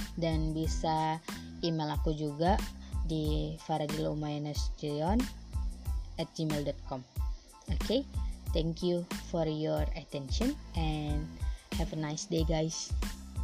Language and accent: Indonesian; North Sumatra, Indonesia; hanya aku yang berasal dari Sumatera Utara